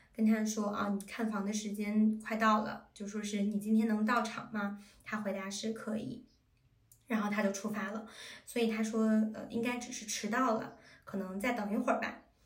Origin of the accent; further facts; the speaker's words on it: China; moved away; 我们中国人